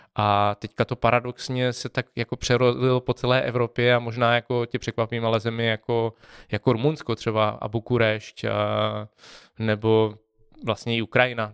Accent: Czechia; jsme z Česka

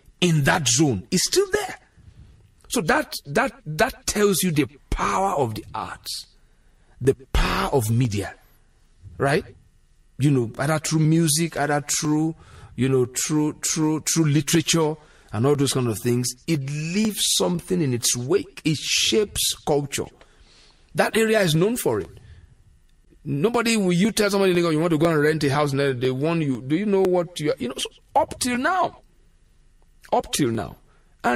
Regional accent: Lagos, Nigeria; where I grew up in Lagos, you know, that around Yaba

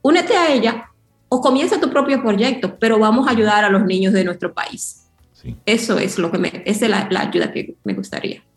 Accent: New York, United States; moved away as an adult; also born or lived in Yamasá, Dominican Republic / China; yo, yo crecí en Nueva York

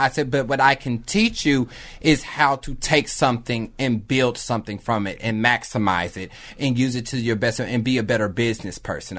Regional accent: Kansas City, United States; also born or lived in Philadelphia; now in Los Angeles, United States; But I'm originally from Kansas City.

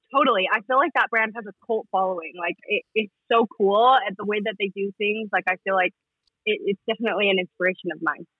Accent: Salt Lake City, Utah, United States; I am from Salt Lake, born and raised

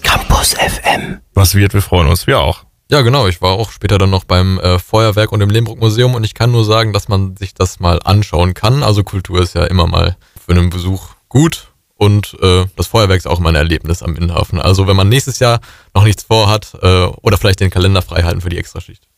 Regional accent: Gelsenkirchen, North Rhine-Westphalia, Germany; in meiner Heimatstadt Gelsenkirchen

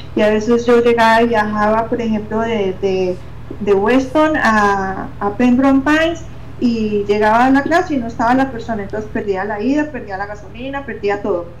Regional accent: Pereira, Risaralda, Colombia; en la ciudad mía donde yo nací, en Colombia, en Pereira

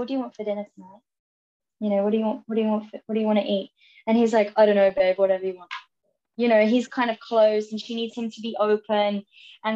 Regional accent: England, United Kingdom; moved away as an adult; I'm going back to England soon, and I haven't been back for a while

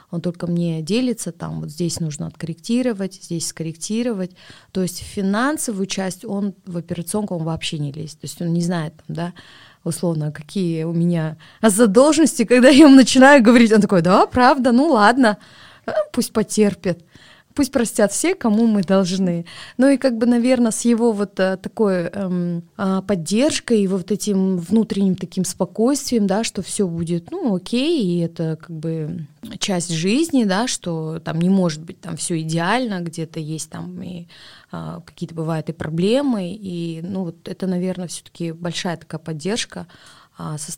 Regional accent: Kazakhstan; Поэтому все-таки, ну мы же казахи, мы думаем об этом.

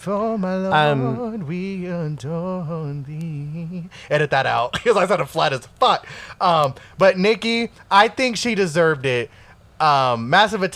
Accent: Connecticut, United States; I grew up in Connecticut

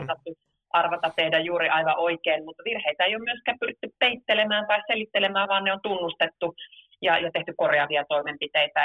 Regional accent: Oulu, North Ostrobothnia, Finland; oman kotikaupunkini sanomalehti Kalevasta

